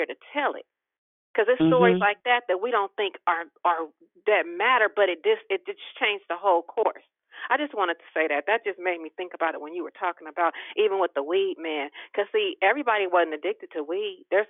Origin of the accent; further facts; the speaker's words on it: Richmond, California, United States; I'm from Richmond